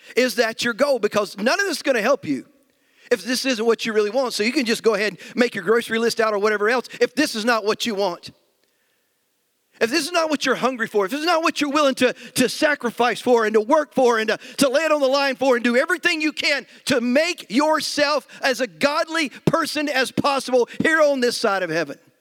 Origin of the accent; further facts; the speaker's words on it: United States; as American Christians